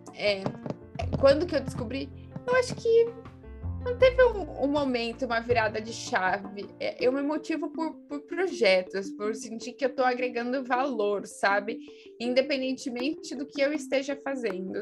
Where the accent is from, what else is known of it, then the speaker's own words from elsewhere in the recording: Pedreira, São Paulo, Brazil; sou do, do, interior de São Paulo, de uma cidade chamada Pedreira